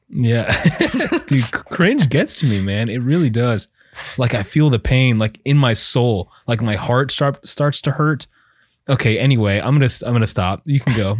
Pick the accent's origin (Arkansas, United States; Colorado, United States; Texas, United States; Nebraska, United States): Texas, United States; brown kids growing up in Texas.